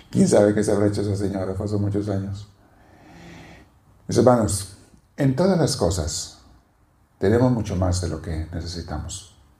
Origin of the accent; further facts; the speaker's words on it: Mexico; now in Los Angeles, United States; el cambio de venir de México a la comida, digo, ¿por qué no me vine antes?